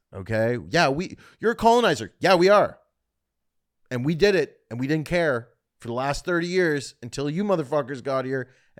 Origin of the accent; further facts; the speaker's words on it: Canada; I love the Middle East, I'm from Canada, but I wish I could live in Khala, Khalalala.